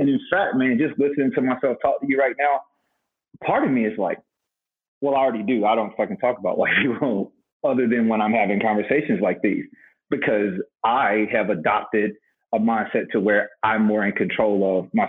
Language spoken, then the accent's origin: English; Winston-Salem, North Carolina, United States; unless y'all from East Winston, right? Unless you grew up in poverty with me, unless you came up in Happy Hill Gardens, like my people